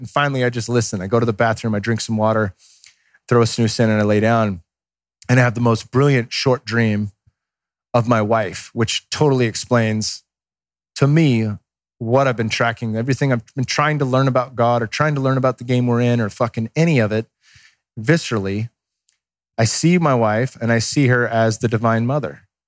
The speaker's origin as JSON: {"language": "English", "area": "Bay Area", "region": "California", "country": "United States", "tie": "born or raised there", "said": "I grew up watching them in the Bay Area"}